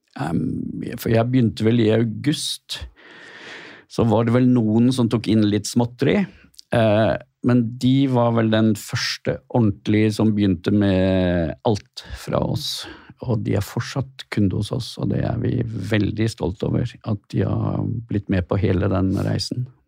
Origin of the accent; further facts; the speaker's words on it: Askøy, Vestland, Norway; also born or lived in Bergen; jeg får vel si at jeg er fra Askøy.